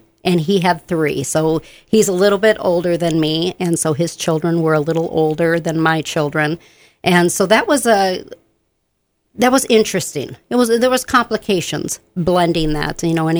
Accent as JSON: {"language": "English", "town": "Benton Harbor", "region": "Michigan", "country": "United States", "also_born_or_lived": "Southern Illinois", "lives_now": "Bemidji, United States", "said": "but I'm from Michigan, Benton Harbor, St. Joe, Michigan, and I was an Air Force brat as well, so I lived in Southern Illinois for a while."}